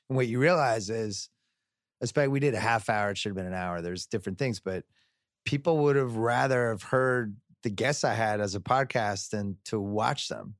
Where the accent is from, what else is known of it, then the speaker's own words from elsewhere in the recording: Boston, Massachusetts, United States; I'm from Boston